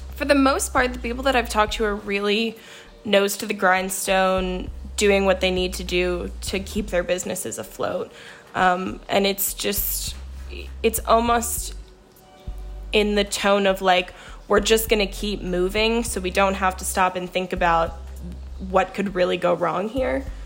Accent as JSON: {"language": "English", "town": "Roanoke", "region": "Virginia", "country": "United States", "tie": "born or raised there", "said": "I'm from Roanoke, Virginia, and we have a pretty strong arts scene down here"}